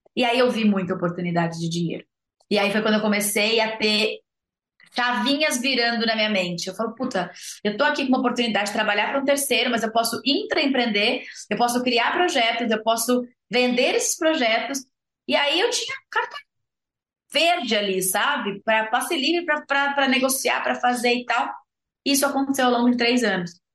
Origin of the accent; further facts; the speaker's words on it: São Paulo, Brazil; moved away as an adult; also born or lived in Botucatu; eu sou uma zootecnista nascida e criada em São Paulo, capital